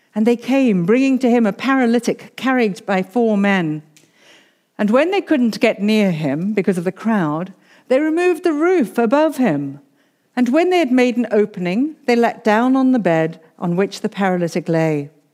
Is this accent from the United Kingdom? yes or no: no; South Africa; moved away; I'm a South African. I grew up under apartheid